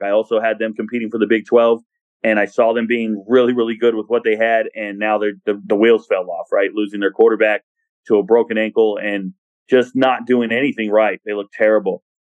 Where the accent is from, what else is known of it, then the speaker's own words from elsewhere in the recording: Southern California, United States; I'm from Southern California